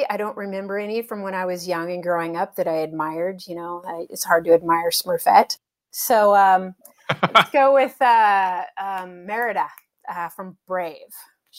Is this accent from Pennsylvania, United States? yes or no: no; California, United States; Grilled cheese, it's got to be, I'm a Californian, it has to be sourdough